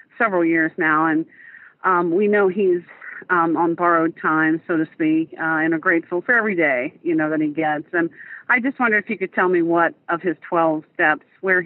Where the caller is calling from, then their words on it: Columbus, Ohio, United States; I'm calling from Columbus, Ohio